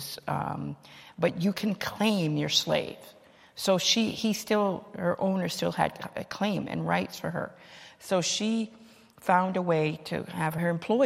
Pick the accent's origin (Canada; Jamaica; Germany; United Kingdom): Jamaica; now in Cambridge, United States; I'm from Jamaica originally